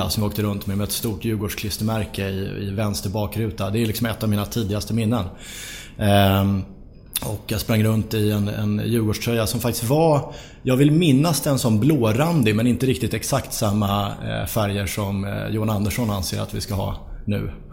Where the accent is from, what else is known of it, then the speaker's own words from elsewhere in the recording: Sollentuna, Stockholm County, Sweden; Eh, jag växte upp i Sollentuna norr om Stockholm.